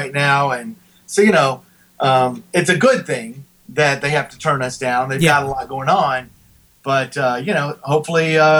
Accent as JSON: {"language": "English", "town": "Houston", "region": "Texas", "country": "United States", "tie": "born or raised there", "said": "Carbach, which is in my hometown of Houston"}